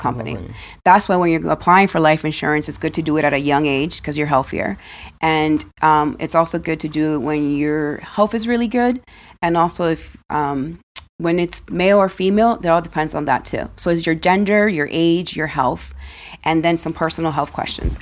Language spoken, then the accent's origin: English; Dominican Republic; now in United States; I was born in Dominican Republic